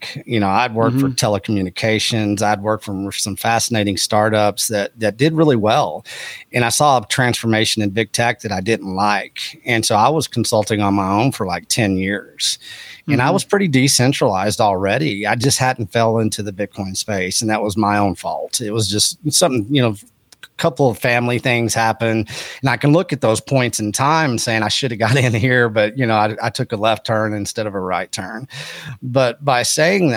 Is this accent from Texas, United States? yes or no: yes; Texas Panhandle, United States; also born or lived in Austin, Texas; where I was raised was up in the Texas Panhandle, which is agriculture and ranching